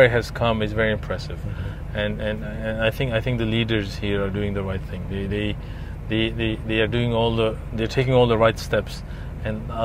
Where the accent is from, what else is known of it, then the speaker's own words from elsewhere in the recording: Dubai, United Arab Emirates; where are you from? I say, Dubai